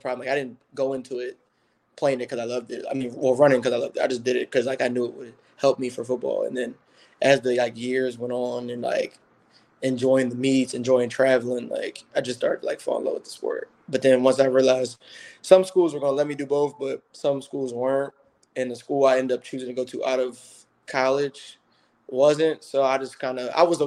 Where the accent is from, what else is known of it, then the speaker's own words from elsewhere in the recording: Philadelphia, Pennsylvania, United States; So in Pennsylvania, I'm from Philadelphia